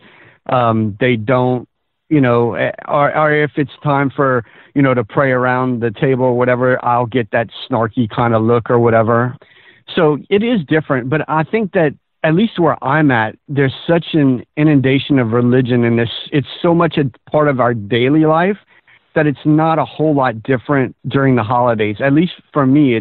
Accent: Louisiana, United States; I'm from Louisiana.

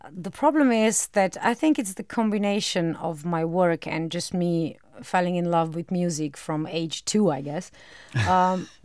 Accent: Maribor, Drava, Slovenia; English is a second language; also born or lived in Ljubljana; I am from Maribor. Maribor is my hometown, but I used to work a lot in Ljubljana and in Maribor, and I was a bit bored by driving a long distance, long distance in Slovenia measure

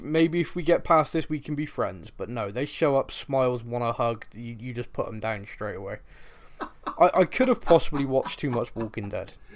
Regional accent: Bristol, South West England, United Kingdom; I'm from Bristol here in England

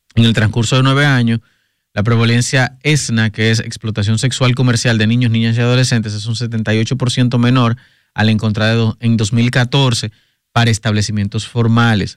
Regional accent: Puerto Plata, Dominican Republic; soy de Puerto Plata

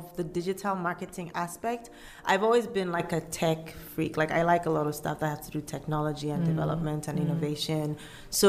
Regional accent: Kumasi, Ashanti, Ghana; also born or lived in Cape Coast, Ghana / Accra, Ghana; I grew up in Ghana. My parents lived in Kumasi.

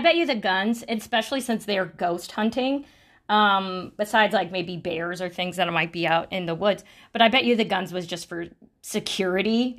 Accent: Sacramento, California, United States; I grew up in California and, uh, in Sacramento

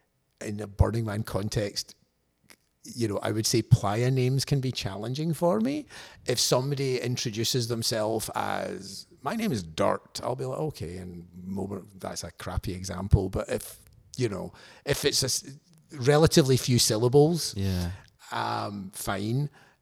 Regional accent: Scotland, United Kingdom; But also, I think perhaps being Scottish, certain aspects of sincerity are better done by people who are, I don't know, native Californian, native San Diego, native wherever.

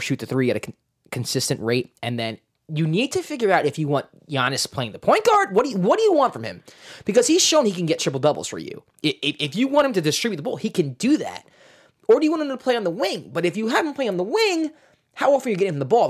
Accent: New York, United States; I'm a New Yorker

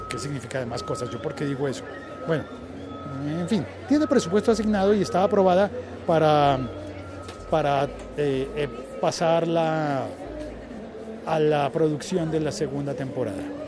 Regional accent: Colombia; en mi país no hay, no hay estaciones

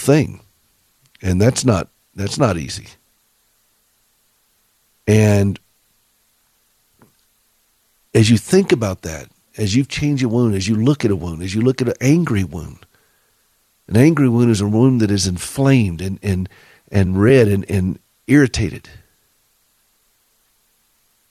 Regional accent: the South, United States; accent: southern; Forgive my southern accent

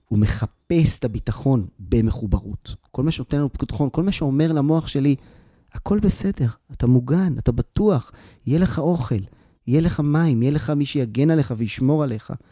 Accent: Tel Aviv, Tel Aviv District, Israel; כשאני הייתי ילד, אני גדלתי בתל אביב. ואנחנו היינו משחקים אה, ברחוב, והיינו באים לבתים אחד של השני.

